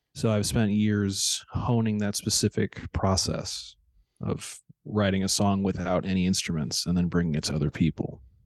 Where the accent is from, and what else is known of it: St. Louis, Missouri, United States